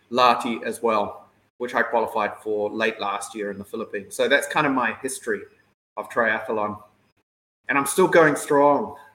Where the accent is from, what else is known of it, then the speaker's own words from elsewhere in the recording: New Zealand; now in Thailand; Uh, I grew up in New Zealand, um, but my mother uh, grew up here in Thailand when she was very young.